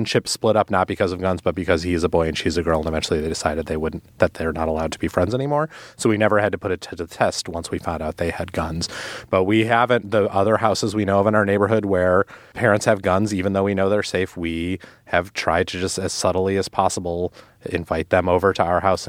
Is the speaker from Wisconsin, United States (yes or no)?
yes; Milwaukee, Wisconsin, United States; my hometown, Milwaukee, Wisconsin